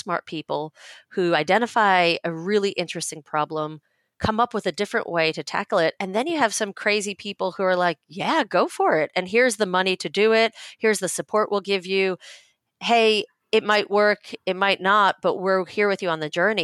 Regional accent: New York, United States; moved away as an adult; also born or lived in Stanford, California; And I grew up in New York, but went to university in Stanford

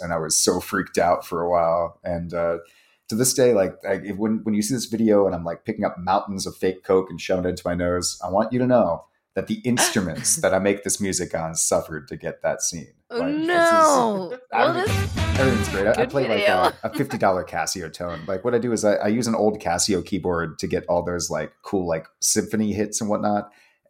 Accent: East Coast, United States; I'm from the East Coast, so it's a nice homecoming.

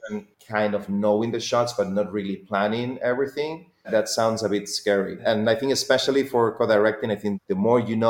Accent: Spain; I'm from Spain

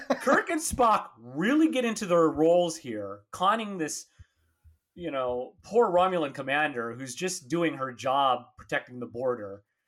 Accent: San Diego, California, United States; I grew up here down in San Diego

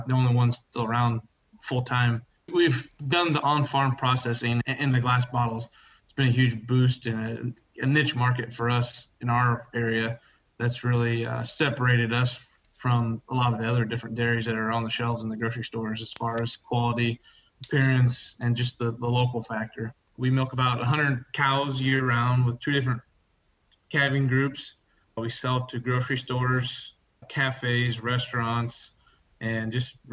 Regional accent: Guthrie Center, Iowa, United States; from Guthrie Center, Iowa. My family and I run and operate Sheeder Cloverleaf Dairy.

